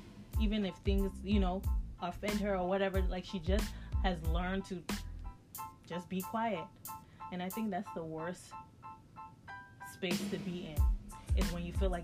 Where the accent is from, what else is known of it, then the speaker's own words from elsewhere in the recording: United States; being an American, we say how we feel.